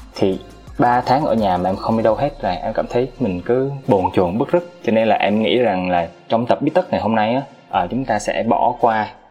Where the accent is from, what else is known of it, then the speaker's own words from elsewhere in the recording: Da Nang, Vietnam; now in Ho Chi Minh City, Vietnam; em là dân Đà Nẵng, em nhớ biển